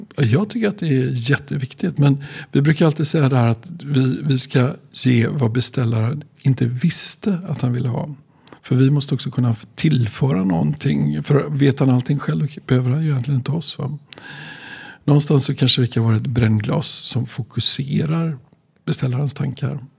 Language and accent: Swedish; Skövde, Västra Götaland, Sweden; jag är född i Skövde